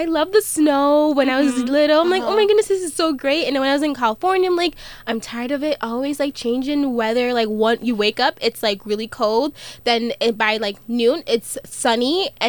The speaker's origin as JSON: {"language": "English", "country": "Jamaica", "said": "My favorite music, I would say, is reggae. So, because I'm Jamaican, so I grew up on that a lot."}